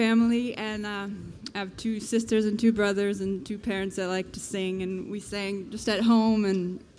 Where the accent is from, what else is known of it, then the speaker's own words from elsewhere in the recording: Taylorstown, Virginia, United States; I'm from Northern Virginia in Western Loudoun County. It's a place called Taylorstown.